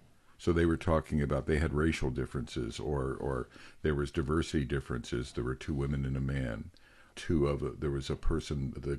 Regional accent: Pennsylvania, United States; I'm a white man from central Pennsylvania. I grew up in Amish country.

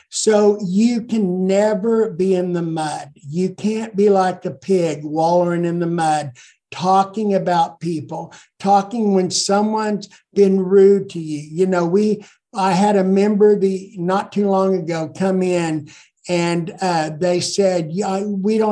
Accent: Ponca City, Oklahoma, United States; also born or lived in Blackwell, Oklahoma; I grew up here. I was well known

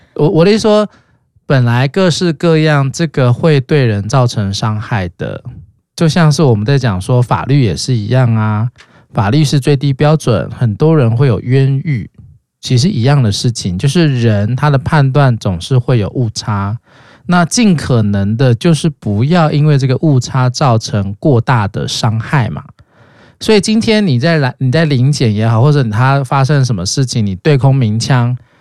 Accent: Taiwan; 所以我们本来就是在威权国家长大的嘛

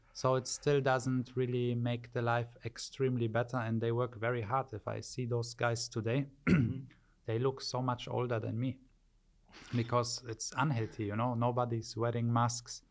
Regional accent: Wittlich, Rhineland-Palatinate, Germany; moved away as an adult; also born or lived in Poland; now in Dubai, United Arab Emirates; I grew up in Germany from the age of two to 22, and then I left to Dubai

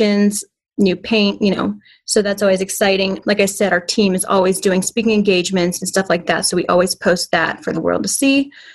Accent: Ponte Vedra Beach, Florida, United States; moved away as an adult; also born or lived in Charlotte, North Carolina; I grew up in Ponte Vedra Beach, Florida

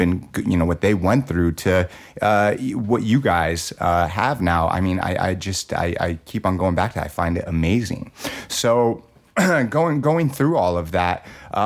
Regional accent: Southern California, United States; me being a white male born and raised in Southern California

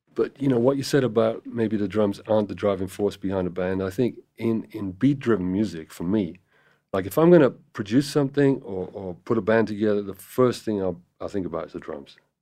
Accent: Cardiff, Wales, United Kingdom; moved away as an adult; also born or lived in London; now in Los Angeles, United States; I was born in Cardiff in Wales

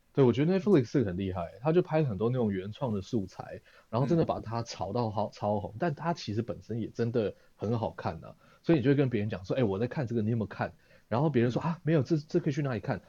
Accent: Taiwan; 台湾我们的退货制度没有这么的流行

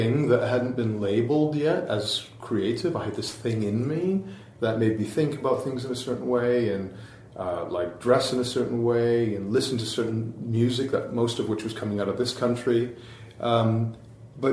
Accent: Vancouver, British Columbia, Canada; I grew up in Canada, so it's I grew up in Vancouver

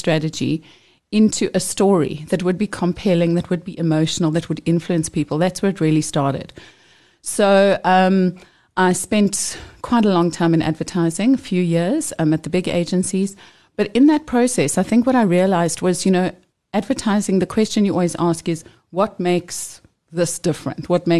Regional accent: Johannesburg, Gauteng, South Africa; I grew up very close to here in Joburg

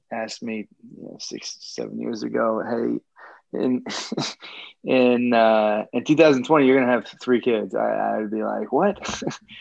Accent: Peterborough, Ontario, Canada; moved away; also born or lived in Los Angeles, United States / Vancouver, Canada; I'm originally from a small town just outside Toronto called Peterborough, Ontario, home of a number of NHL hockey players, big hockey town, Irish Catholic kind of hockey town in Canada

